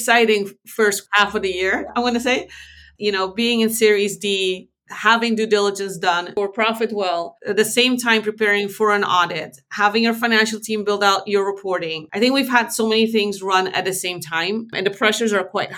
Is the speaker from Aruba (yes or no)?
yes; Aruba; moved away as an adult; now in Netherlands; I was born in the Netherlands and I moved to Aruba when I was 5. So I wasn't raised here